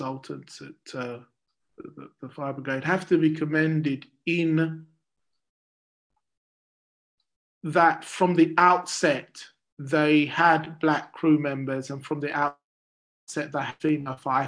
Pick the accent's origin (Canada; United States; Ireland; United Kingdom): United Kingdom; London; I grew up in Deptford in South East London